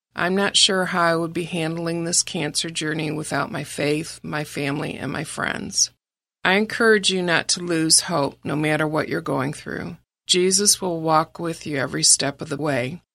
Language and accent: English; Ferndale, Michigan, United States; I was raised in Ferndale, Michigan, which is a suburb of Detroit